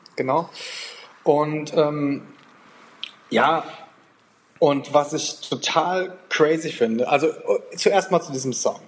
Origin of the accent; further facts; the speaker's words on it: Germany; now in Portugal; wir als, als Deutsche